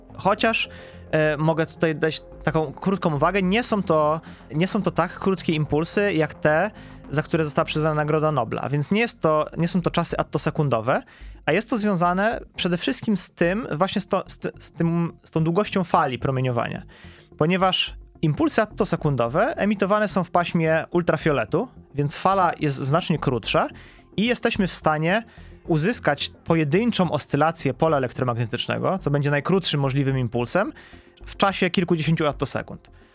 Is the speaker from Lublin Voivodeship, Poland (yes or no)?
no; Masovian Voivodeship, Poland; moved away as an adult; also born or lived in Warsaw / Munich; now in Wrocław, Poland; ja nie jestem rodowitym wrocławianinem, e, pochodzę z Mazowsza